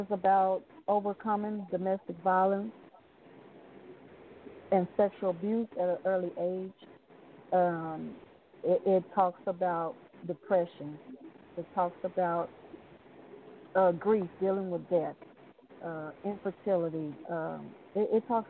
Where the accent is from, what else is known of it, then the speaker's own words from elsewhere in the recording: Waco, Texas, United States; I'm from Waco, Texas